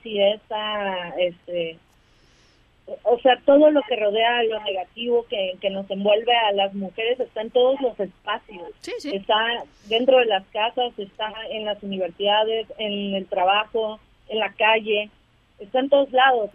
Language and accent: Spanish; Veracruz, Mexico; nosotras somos del estado de Veracruz